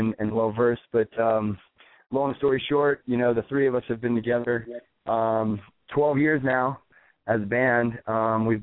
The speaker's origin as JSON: {"language": "English", "region": "Florida", "country": "United States", "tie": "born or raised there", "also_born_or_lived": "New Orleans, Louisiana, United States", "moved": "as an adult", "lives_now": "New York City, United States", "said": "We grew up in Florida. My brother and I were born in New Orleans, Louisiana."}